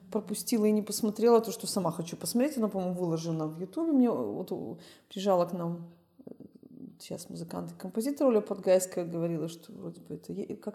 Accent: Belarus; я из Беларуси

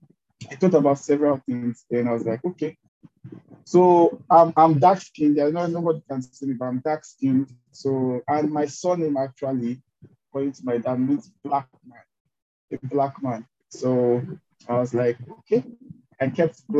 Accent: Delta, Nigeria; also born or lived in Port Harcourt; I'm from Delta State, Nigeria.

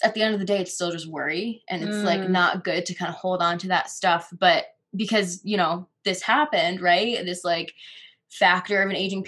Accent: Connecticut, United States; moved away as an adult; now in Colorado, United States; my home state of Connecticut

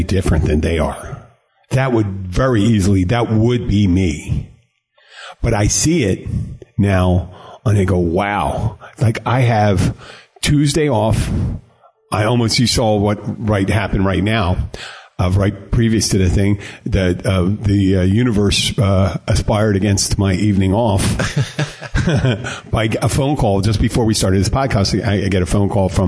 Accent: Philadelphia, Pennsylvania, United States; I grew up in Philly

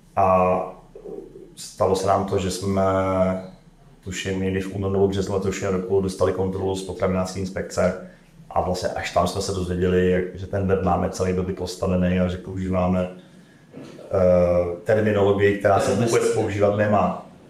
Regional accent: České Budějovice, South Bohemian Region, Czechia; pocházím z Českých Budovic

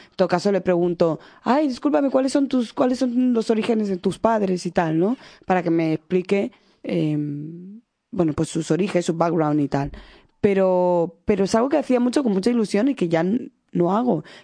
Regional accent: Equatorial Guinea; Y si encima yo sospechaba que podía ser de Guinea Ecuatorial, de mi país, ay, ¿de dónde eres?

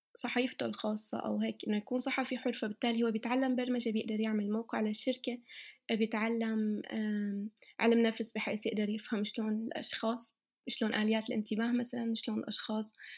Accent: Syria; now in Germany; من سوريا

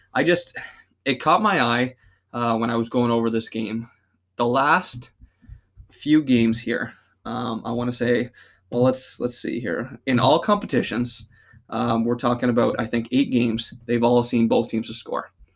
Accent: Canada; us being Canadian

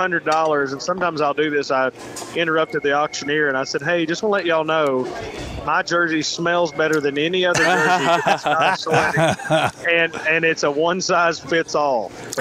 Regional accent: Kentucky, United States; moved away; I'm from Kentucky

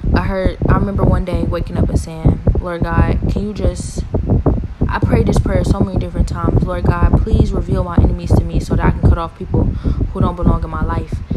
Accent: Cleveland, Ohio, United States; I'm from Cleveland, been here my whole life

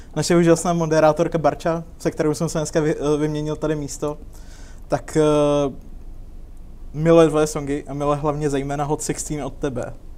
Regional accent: Liberec, Liberec Region, Czechia; u nás v Liberci

